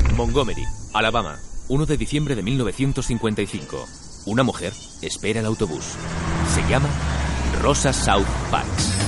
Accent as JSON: {"language": "Spanish", "region": "Basque Country", "country": "Spain", "said": "yo ya soy de una minoría racial, soy vasco."}